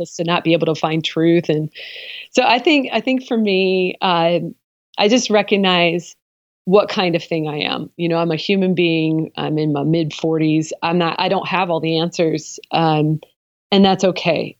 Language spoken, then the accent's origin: English; the Northwest, Pacific Northwest, United States; I am from the Northwest